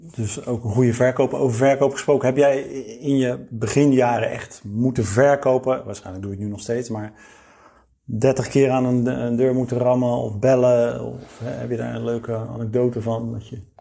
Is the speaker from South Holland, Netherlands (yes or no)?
yes; Rotterdam, South Holland, Netherlands; ik ben Rotterdammer, dus Feyenoord